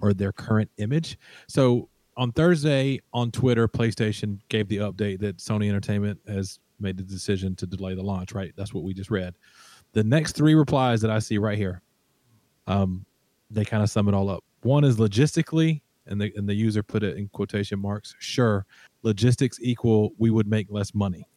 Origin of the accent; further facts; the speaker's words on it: Alabama, United States; I'm from Alabama.